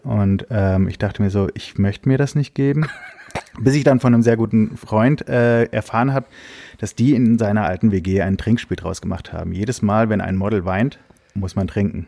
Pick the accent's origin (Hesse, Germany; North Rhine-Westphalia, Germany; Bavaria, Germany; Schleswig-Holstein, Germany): Hesse, Germany; Giessen; moved away; ich habe selber damals in der Heimat in Gießen, ich komme aus Gießen in Hessen